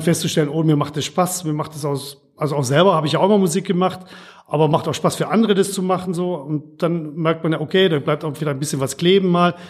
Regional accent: Bavarian Swabia, Germany; moved away as an adult; also born or lived in Regensburg; now in Ruhr area, Germany; Ich bin eher bayerischer Schwabe oder schwäbischer Bayer

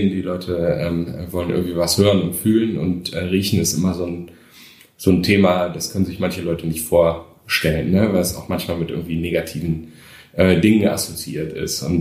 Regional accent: Krefeld, North Rhine-Westphalia, Germany; now in Düsseldorf, Germany; Ähm, ich bin ja in Krefeld groß geworden. Äh, und da war ich auch relativ lang.

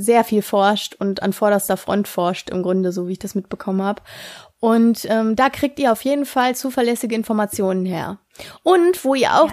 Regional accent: Ruhr area, North Rhine-Westphalia, Germany; bei uns im Ruhrgebiet

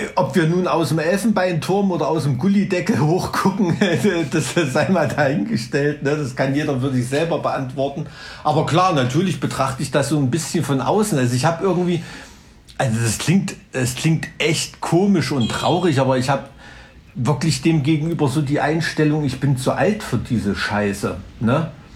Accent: East Germany, Germany; als Ossi-Kind bist du ja im Schwarzpulver aufgewachsen zu Silvester

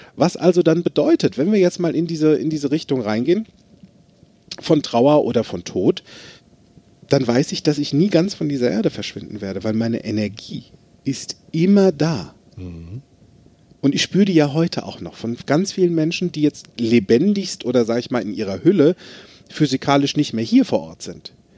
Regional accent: Limburg an der Lahn, Hesse, Germany; Ich bin in Limburg an der Lahn geboren, ist ein schönes Städtchen

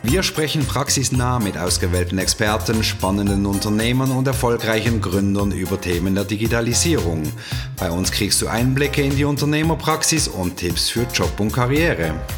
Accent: Basel, Basel-Stadt, Switzerland; moved away as an adult; also born or lived in Zürich / St. Gallen; komme aber ursprünglich aus Basel

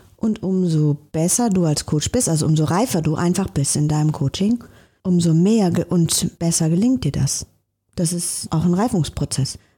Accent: Bergham, Germany; now in Hamburg, Germany; in meiner Stadt, wo ich groß geworden bin, in so einer kleinen Stadt, Bergham

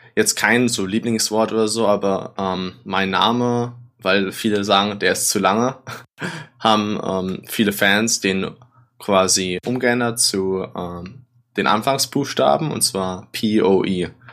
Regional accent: Germany; moved away; ich als Deutscher

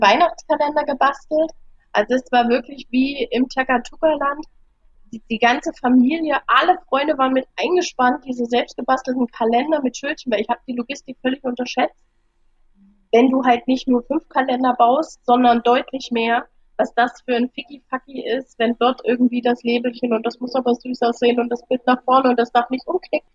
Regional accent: Germany; wenn ich als Deutsche

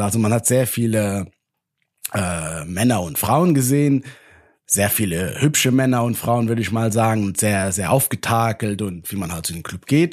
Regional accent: Luxembourg; aus meiner Heimat

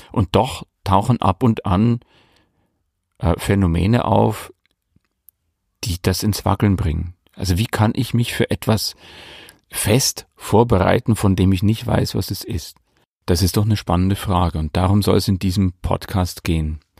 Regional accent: Bavaria, Germany; now in Leipzig, Germany; Ich stamme aus der Oberpfalz in Bayern und äh, liebe meine Heimat, den Oberpfälzer Wald, genauso wie das Gewusel der Großstadt.

